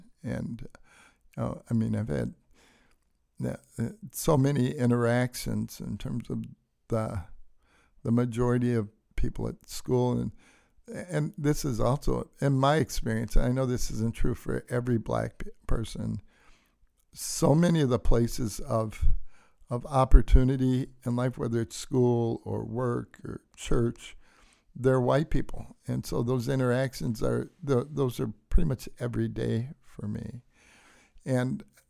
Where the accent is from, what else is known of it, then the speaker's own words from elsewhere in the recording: Detroit, Michigan, United States; so when I grew up in Detroit, we didn't go to church except on Easter